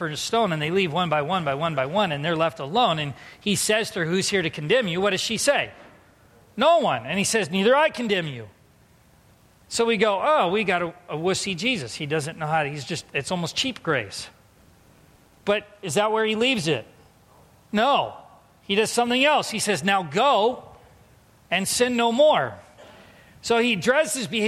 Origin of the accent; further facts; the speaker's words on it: San Diego, California, United States; moved away; growing up in San Diego